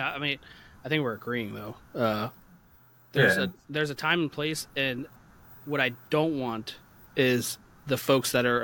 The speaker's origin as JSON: {"language": "English", "country": "United States", "said": "I'm a paramedic from the United States"}